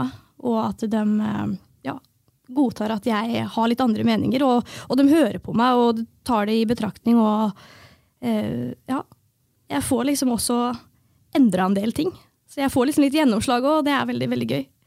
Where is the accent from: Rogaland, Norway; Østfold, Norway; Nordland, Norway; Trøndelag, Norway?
Østfold, Norway; Fredrikstad; jeg er jo født og oppvokst i Fredrikstad